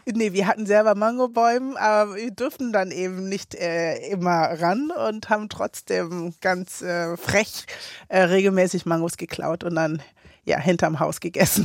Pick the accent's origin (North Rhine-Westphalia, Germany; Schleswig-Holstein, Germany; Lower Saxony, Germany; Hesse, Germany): Schleswig-Holstein, Germany; Kiel; also born or lived in Ghana; Kiel, ja, meine Heimat.